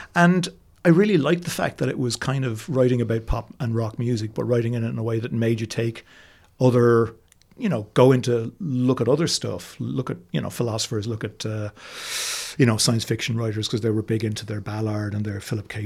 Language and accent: English; Cashel, Munster, Ireland; I grew up in Cashel in County Tipperary